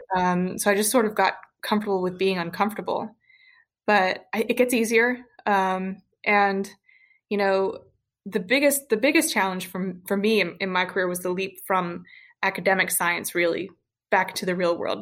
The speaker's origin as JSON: {"language": "English", "region": "Western Kentucky", "country": "United States", "lives_now": "Louisville, United States", "said": "I'm from Western Kentucky"}